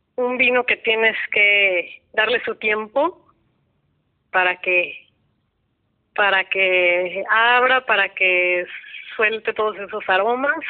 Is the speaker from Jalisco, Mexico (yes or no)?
yes; Guadalajara, Jalisco, Mexico; yo soy de Guadalajara.